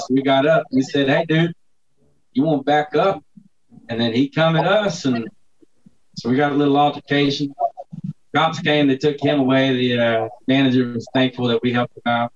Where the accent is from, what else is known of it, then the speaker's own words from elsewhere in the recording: Texas City, Texas, United States; I grew up down in Texas City